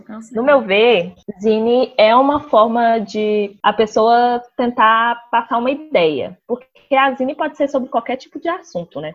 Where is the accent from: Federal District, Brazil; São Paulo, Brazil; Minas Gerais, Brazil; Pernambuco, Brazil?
Minas Gerais, Brazil; Belo Horizonte; sou de Belo Horizonte